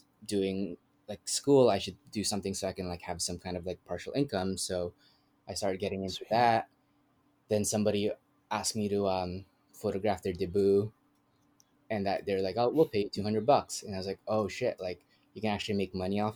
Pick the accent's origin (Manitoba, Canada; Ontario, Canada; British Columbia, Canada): Manitoba, Canada; Winnipeg; moved away as an adult; now in Toronto, Canada; I'm from Winnipeg, but I live in Toronto, moved here 5 years ago